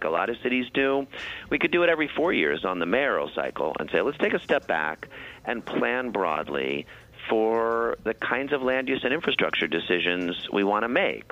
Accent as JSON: {"language": "English", "town": "St. Louis", "region": "Missouri", "country": "United States", "tie": "born or raised there", "also_born_or_lived": "New York City", "moved": "yes", "lives_now": "New York, United States", "said": "I grew up in St. Louis and I moved to New York and I love being here."}